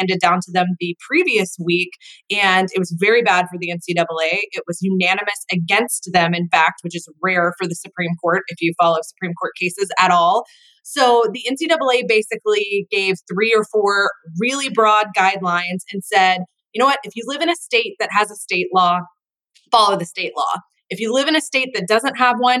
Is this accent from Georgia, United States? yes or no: yes; Atlanta, Georgia, United States; I grew up in Atlanta